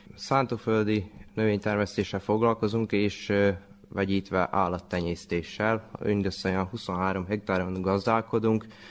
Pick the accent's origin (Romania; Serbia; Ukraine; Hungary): Serbia; Torda, Vojvodina; Hát őslakos, hát itt születtem, gondolom, tordai lakos vagyok